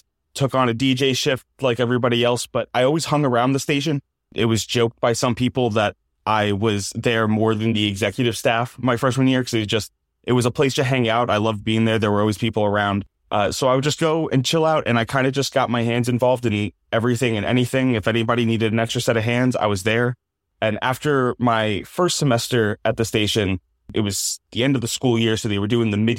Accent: New Jersey, United States; moved away as an adult; So I'm originally from Jersey.

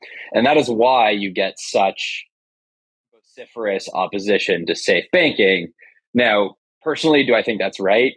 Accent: Canada; I'm Canadian as you are

